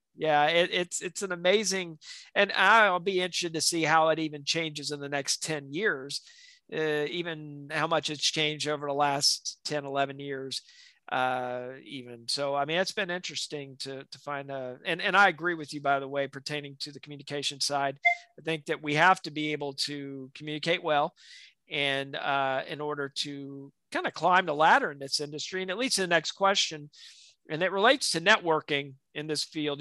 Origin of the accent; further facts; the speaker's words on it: South Alabama, United States; growing up in South Alabama